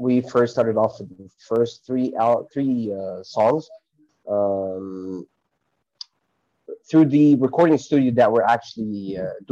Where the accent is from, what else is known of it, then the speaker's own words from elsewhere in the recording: Cairo, Cairo Governorate, Egypt; moved away as an adult; now in Hurghada, Egypt; I am from Cairo, Egypt, but currently I work in a city called Hurghada.